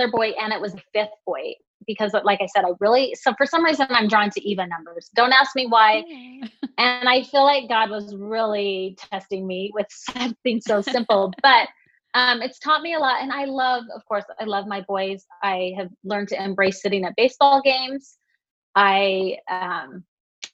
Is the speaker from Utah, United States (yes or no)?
yes; West Jordan, Utah, United States; now in South Jordan, United States; I live in South Jordan right now, and I grew up in West Jordan, so just the next town over.